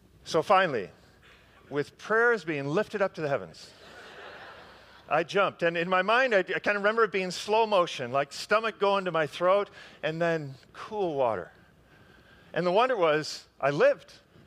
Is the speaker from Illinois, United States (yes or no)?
yes; Park Ridge, Illinois, United States; my hometown of Park Ridge